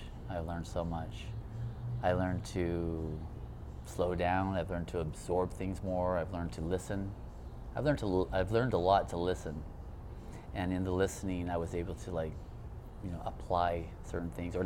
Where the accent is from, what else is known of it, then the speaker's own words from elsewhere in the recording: Hawaii, United States; I grew up in Hawaii, too